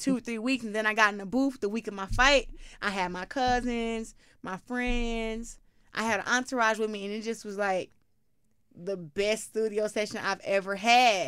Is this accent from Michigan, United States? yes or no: yes; Flint, Michigan, United States; I'm from Flint